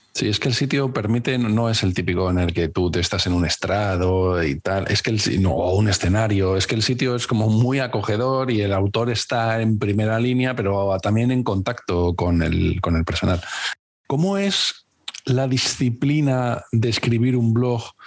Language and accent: Spanish; Cáceres, Extremadura, Spain; moved away; also born or lived in Valladolid; yo eh, vivía en Valladolid, pero soy de Cáceres